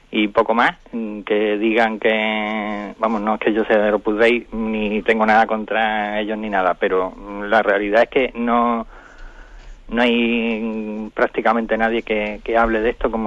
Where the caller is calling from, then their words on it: Málaga, Andalusia, Spain; Soy …